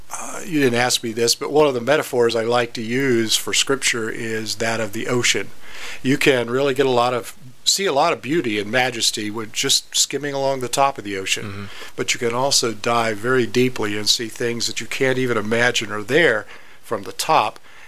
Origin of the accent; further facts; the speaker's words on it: Ohio, United States; also born or lived in Kentucky; Well, actually, I was born in Kentucky. Okay. And I grew up in Ohio, so I guess by that token, I'm a Midwest boy. My father was a Pilgrim Holiness pastor, so we moved around a lot.